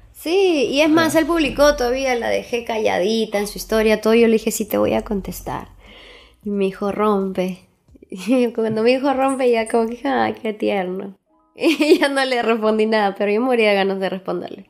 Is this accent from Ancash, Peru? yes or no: yes; Huaraz, Ancash, Peru; now in Lima, Peru; yo soy de Huaraz